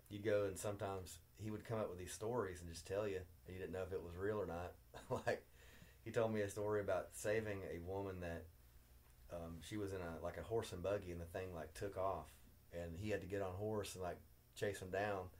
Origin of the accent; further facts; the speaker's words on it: Berea, Kentucky, United States; growing up in Berea, Kentucky back in the 80s.